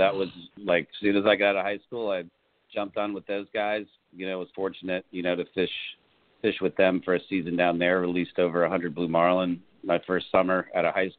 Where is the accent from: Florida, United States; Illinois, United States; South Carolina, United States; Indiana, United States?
Florida, United States; Boca Raton; So I grew up kind of fishing around Lake Ida and the canals in Boca. You know, I grew up in Boca Raton.